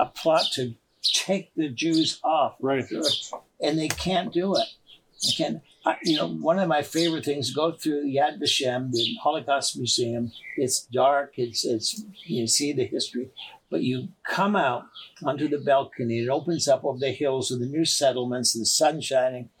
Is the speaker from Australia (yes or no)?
no; Canada; I'm from Canada